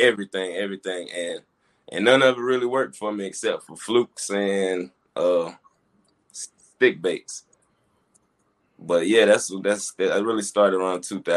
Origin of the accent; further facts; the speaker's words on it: Fayetteville, North Carolina, United States; Fayetteville, North Carolina.